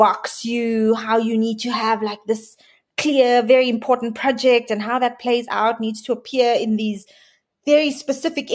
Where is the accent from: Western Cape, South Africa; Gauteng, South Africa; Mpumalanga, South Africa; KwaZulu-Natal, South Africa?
Western Cape, South Africa; Cape Town; I grew up in Cape Town in a quite traditional colored home